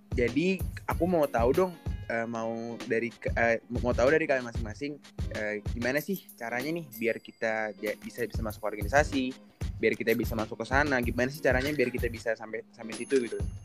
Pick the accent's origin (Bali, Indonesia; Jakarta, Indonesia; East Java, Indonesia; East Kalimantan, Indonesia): Jakarta, Indonesia; aku dari Jakarta aku di SMA 21 dulu